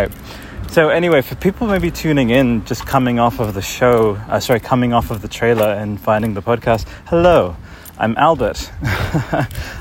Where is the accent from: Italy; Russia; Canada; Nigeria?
Italy; moved away; 1997, I was growing up in Italy